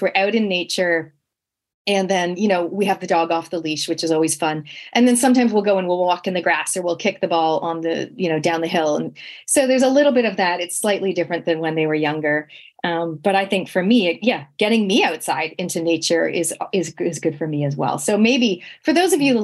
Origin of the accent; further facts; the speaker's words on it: Canada; moved away; growing up in Canada, we literally had no relatives. Like me and my sisters, we were born in Canada.